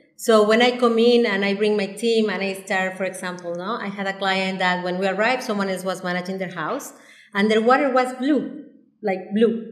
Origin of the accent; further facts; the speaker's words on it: Mexico City, Mexico; moved away as an adult; now in Cabo San Lucas, Mexico; I am from Mexico City. I was born and raised in Mexico City. So I arrived here when I was 22 years old